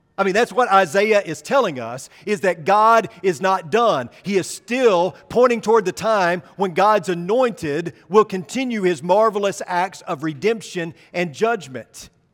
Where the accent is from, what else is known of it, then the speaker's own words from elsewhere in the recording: Arkansas, United States; now in Texas, United States; As a person born and raised in Arkansas